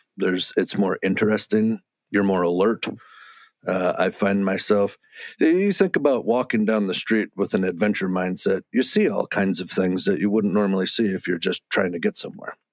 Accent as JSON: {"language": "English", "region": "Wisconsin", "country": "United States", "tie": "born or raised there", "said": "when I grew up in Wisconsin"}